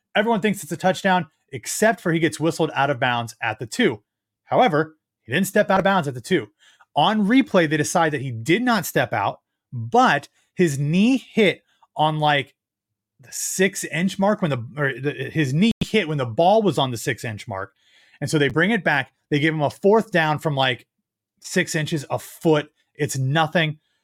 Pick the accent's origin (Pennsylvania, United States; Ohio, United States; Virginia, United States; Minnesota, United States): Ohio, United States; moved away; my home state of Ohio